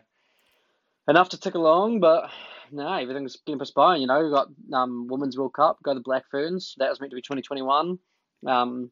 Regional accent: Wellington, New Zealand; moved away as an adult; also born or lived in Dunedin, New Zealand; now in Tauranga, New Zealand; From Wellies, moved down to Duds, and it's been six years there, bro, and here we are, up in Tauranga now

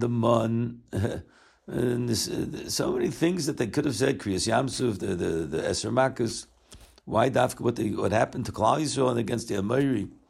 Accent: Baltimore, Maryland, United States; now in Israel; I grew up here in Baltimore

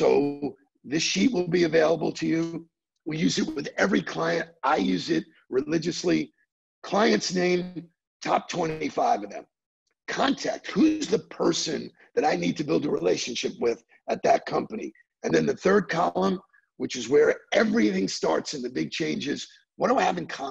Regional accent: New York, United States; moved away; I was born in New York.

